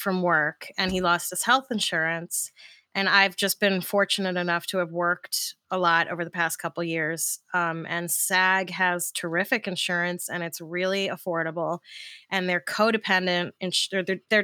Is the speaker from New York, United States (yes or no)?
yes; New York City, New York, United States; I grew up in New York